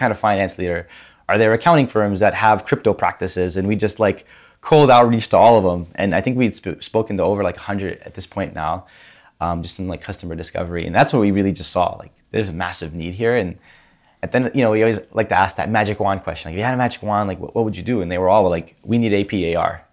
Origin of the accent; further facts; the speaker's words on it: Grand Rapids, Michigan, United States; moved away as an adult; I grew up in Grand Rapids, Michigan